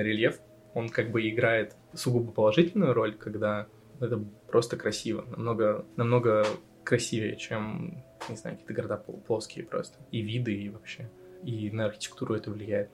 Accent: Vladivostok, Primorsky Krai, Russia; moved away as an adult; also born or lived in Naberezhnye Chelny; now in Riga, Latvia; я считаю, что я из Владивостока, хоть я там не родился

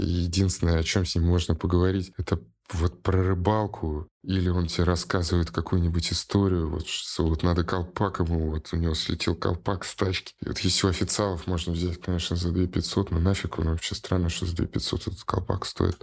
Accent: Saint Petersburg, Russia; я же в Питере вырос

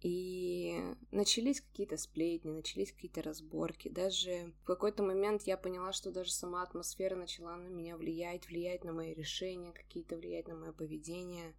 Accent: Chelyabinsk, Chelyabinsk Oblast, Russia; moved away as an adult; now in Cyprus; от людей из моего города Челябинска

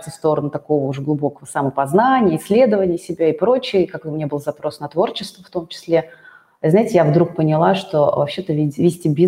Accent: Russia; Мало того, что я вообще, я татарка да, и русское творчество, как бы я люблю его, все, но я как бы у меня нас дома никто русские народные песни не пел.

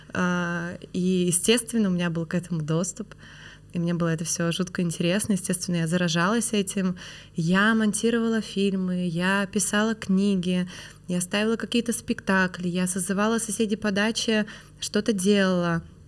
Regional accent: Perm, Perm Krai, Russia; moved away as an adult; now in Moscow, Russia; Я выросла в Перми

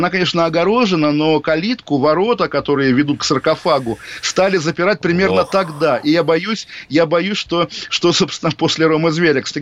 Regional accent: Kaliningrad, Kaliningrad Oblast, Russia; В 2004 году я из Калининграда, и вот в Калининграде главная достопримечательность до сих пор могила Ка, диверсанта

